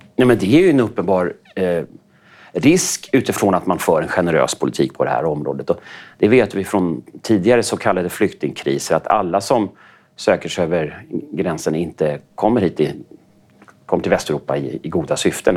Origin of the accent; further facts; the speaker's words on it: Sweden; som svensk